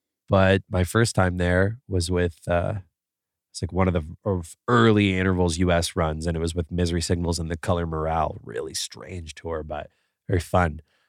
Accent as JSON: {"language": "English", "country": "Canada", "said": "And I'm from Canada. We got crazy rules."}